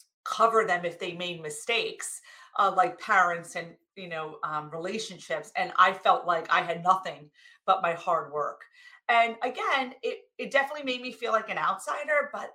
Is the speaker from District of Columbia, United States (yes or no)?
no; New Jersey, United States; I came from New Jersey.